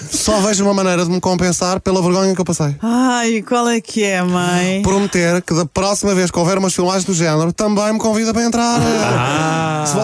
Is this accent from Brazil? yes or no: no; Vialonga, Lisbon, Portugal; Não, nós na família somos todos tugas. Eu sou da Via Longa, como já referi antes.